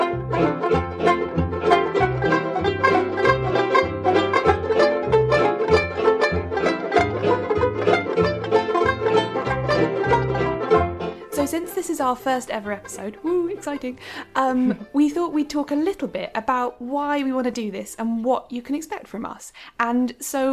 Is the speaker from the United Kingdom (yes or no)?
yes; United Kingdom; we are British